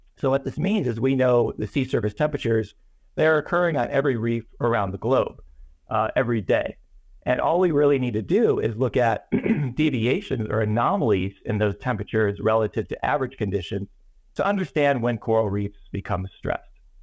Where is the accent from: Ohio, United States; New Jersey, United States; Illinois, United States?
Illinois, United States; Chicago; moved away; also born or lived in Miami; when I was a kid, I grew up in Chicago, Illinois